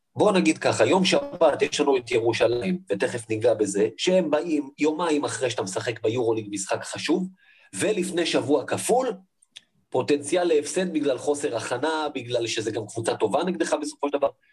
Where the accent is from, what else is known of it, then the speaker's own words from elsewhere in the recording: Israel; אני בסופו של דבר גם חי בישראל, אני ישראלי